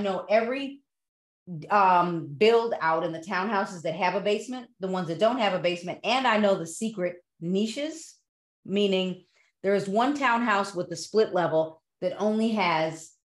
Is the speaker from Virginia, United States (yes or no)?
no; Broadview, Illinois, United States; I grew up in Broadview